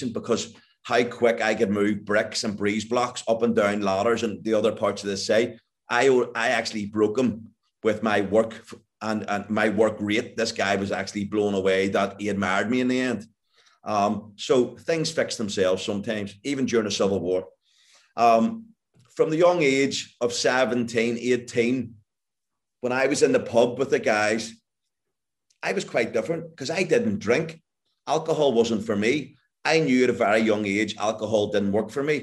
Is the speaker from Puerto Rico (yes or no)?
no; Northern Ireland, United Kingdom; growing up in Northern Ireland in the 1970s